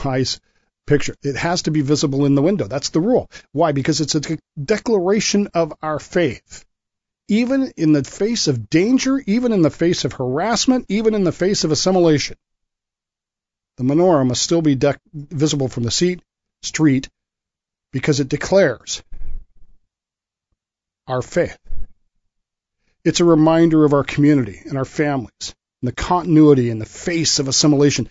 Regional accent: United States; I'm an American

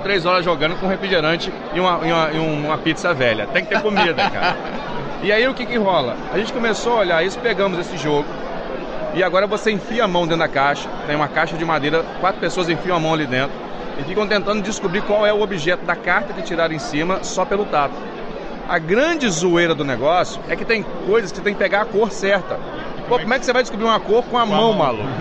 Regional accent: Nova Friburgo, Rio de Janeiro, Brazil; somos de Nova Friburgo.

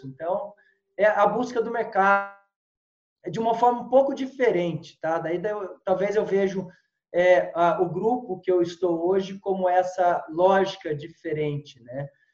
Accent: São José dos Campos, São Paulo, Brazil; moved away as an adult; also born or lived in Piracicaba; sou de São José dos Campos, estudei em Piracicaba

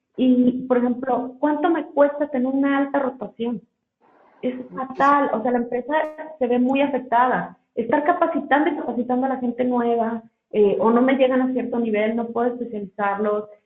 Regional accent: Mexico; como mexicanos

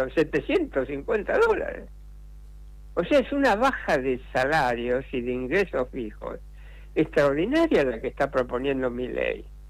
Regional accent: Argentina; yo viví la, crisis del 89 como muchos argentinos, como la mayoría de los argentinos que vivían en esa época

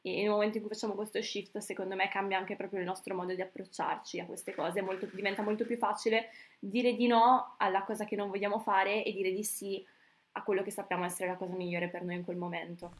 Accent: Brescia, Lombardy, Italy; Io sono di Brescia

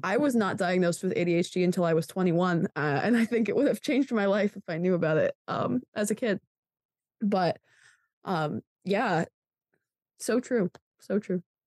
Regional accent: Pennsylvania, United States; I'm from Pennsylvania

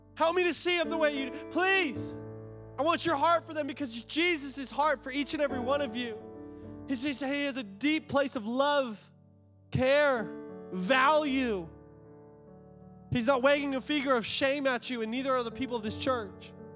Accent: United States; I'm an American

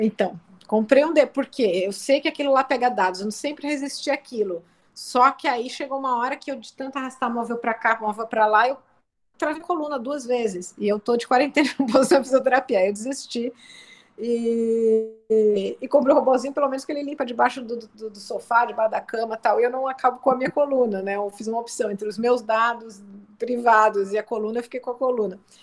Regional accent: Brazil

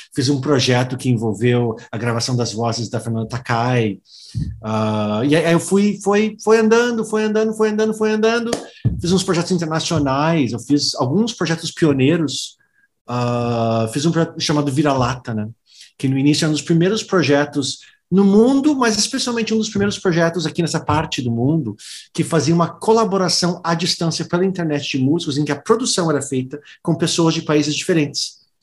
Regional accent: Philadelphia, Pennsylvania, United States; Portuguese is a second language; moved away as an adult; now in Brazil; a minha mãe é brasileira, meu pai é americano. Eu nasci lá, na Filadélfia.

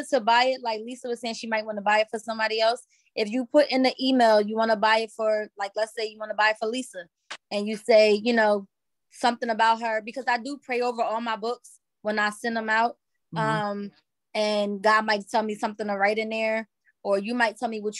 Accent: Newark, New Jersey, United States; I'm from Newark. Yep. I used to live on 15th Street and Avon Avenue.

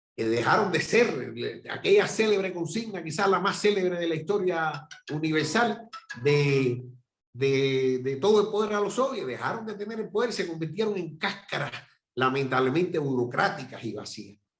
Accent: Cuba

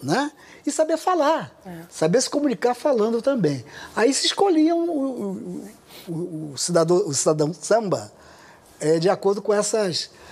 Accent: Rio de Janeiro, Brazil; eu nasci no Irajá, subúrbio rural na época que eu que eu nasci, é, até 26 anos de idade morei no Irajá

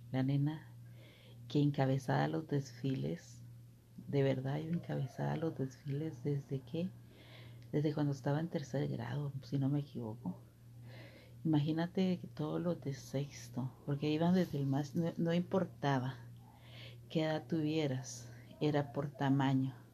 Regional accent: Petén, Guatemala; born there; Soy nacida en Guatemala ya te lo dije en los otros audios, soy nacida en Guatemala, eh, en el departamento del Petén, del municipio que le dicen

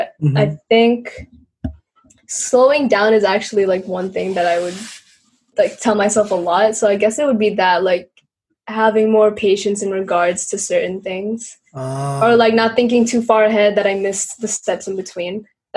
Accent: Yonkers, New York, United States; Born and raised in Yonkers

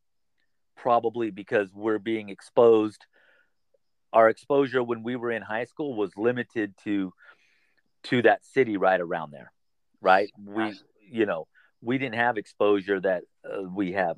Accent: California, United States; I'm born and raised in California, and I've basically lived in northern, central, or southern California.

